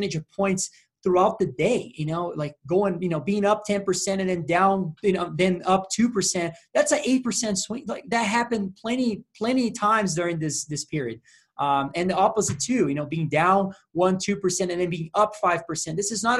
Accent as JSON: {"language": "English", "country": "Brazil", "said": "I'm from Brazil"}